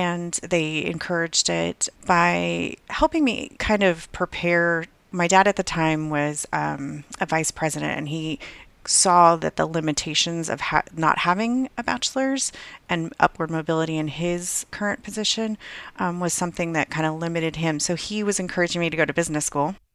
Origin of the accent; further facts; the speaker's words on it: Southern California, United States; moved away as an adult; also born or lived in Hawaii / Virginia; I grew up in Southern California, not too far from the beach